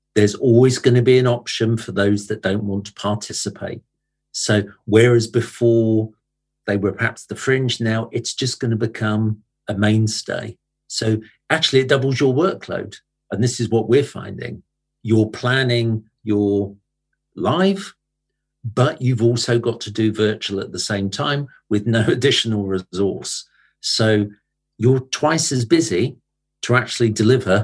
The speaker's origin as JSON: {"language": "English", "country": "United Kingdom", "tie": "born or raised there", "moved": "yes", "said": "I grew up in Britain in the 70s and the 80s."}